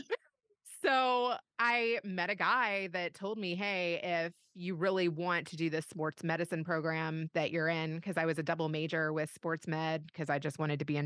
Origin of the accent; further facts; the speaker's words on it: Louisville, Kentucky, United States; moved away as an adult; also born or lived in Bay Area / Los Angeles; was born and raised in Louisville, Kentucky, and did no moving around until college